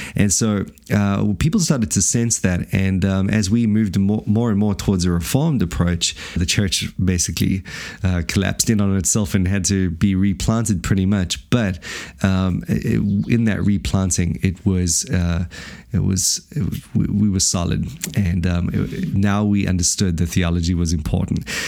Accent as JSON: {"language": "English", "country": "South Africa", "tie": "born or raised there", "moved": "as an adult", "lives_now": "Wellington, New Zealand", "said": "I came from a loving family, obviously born and raised in South Africa"}